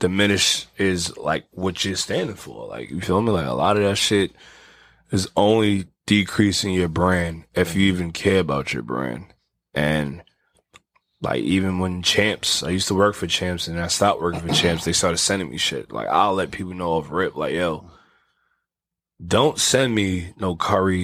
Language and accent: English; New York City, New York, United States; I'm from the Bronx